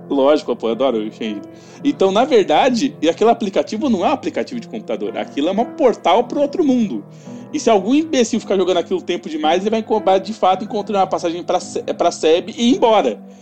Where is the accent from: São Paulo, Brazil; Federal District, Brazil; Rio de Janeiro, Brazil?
São Paulo, Brazil; eu sou de São Paulo